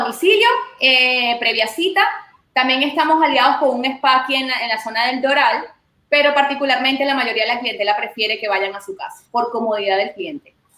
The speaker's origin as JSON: {"language": "Spanish", "country": "Venezuela", "moved": "as an adult", "lives_now": "Miami, United States", "said": "mis inicios fueron en Venezuela, en mi país."}